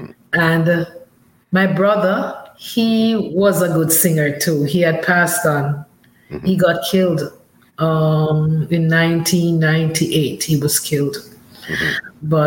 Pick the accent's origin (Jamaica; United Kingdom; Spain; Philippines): Jamaica; Saint Mary Parish; also born or lived in St. Catherine, Jamaica / Kingston, Jamaica; I was grown up in St. Mary with my grandmother, but I was born in St. Catherine.